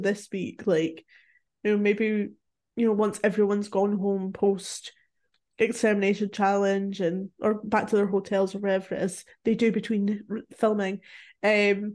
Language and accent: English; Scotland, United Kingdom; I'm Scottish